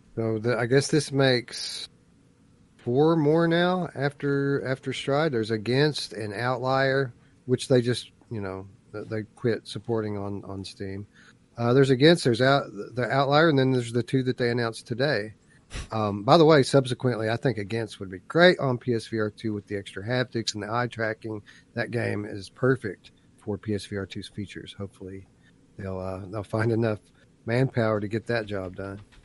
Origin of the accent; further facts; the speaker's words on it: Eastern Kentucky, United States; I am from Eastern Kentucky